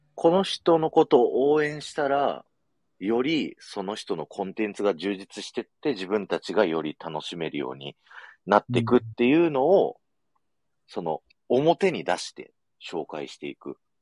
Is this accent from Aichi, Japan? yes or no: yes; Aichi, Japan; 僕、愛知県民なのに